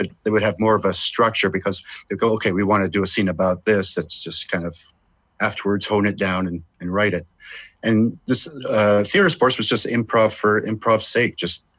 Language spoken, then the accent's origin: English; Vancouver, British Columbia, Canada; I grew up in Vancouver, which is also a beautiful city.